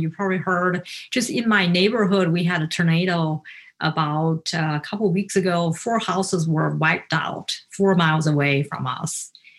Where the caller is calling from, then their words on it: Naperville, Illinois, United States; I'm speaking today from Naperville. It's the west suburb of Chicago.